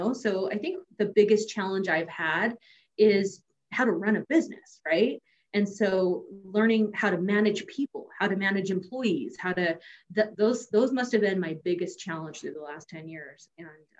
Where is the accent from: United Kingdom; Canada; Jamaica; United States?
United States; California; I grew up in California.